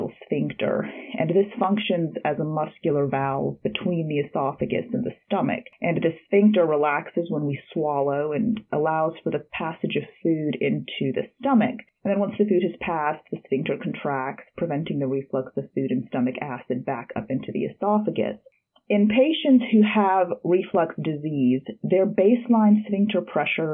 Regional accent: Harrisonburg, Virginia, United States; also born or lived in Russia / Mississippi / Birmingham, Alabama; I did my high school education at Harrisonburg High School, and I grew up in Harrisonburg

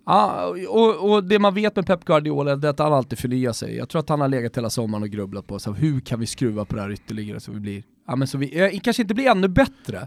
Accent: Sweden; som svensk

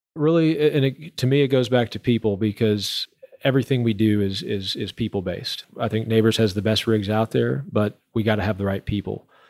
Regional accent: Houston, Texas, United States; moved away as an adult; now in Permian Basin, United States; I'm from Houston

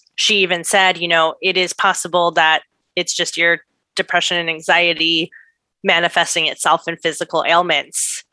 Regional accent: San Diego, California, United States; now in Brooklyn, United States; I was born in San Diego

